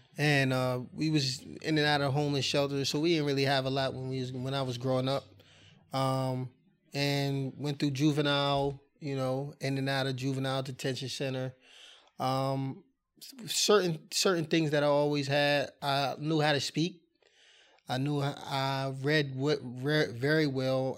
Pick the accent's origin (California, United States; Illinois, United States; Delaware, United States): Delaware, United States; Wilmington; I'm born and raised in Wilmington, Delaware